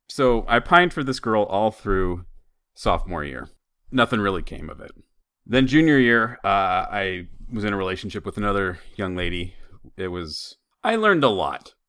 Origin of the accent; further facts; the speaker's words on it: Idaho, United States; When I was growing up in Idaho